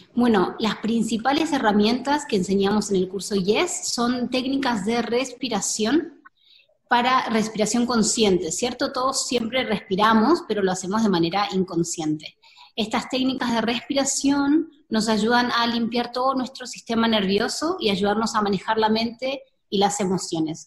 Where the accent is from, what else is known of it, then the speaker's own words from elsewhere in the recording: Argentina; moved away as an adult; now in Costa Rica; yo soy argentina, hace dos años que estoy viviendo en Costa Rica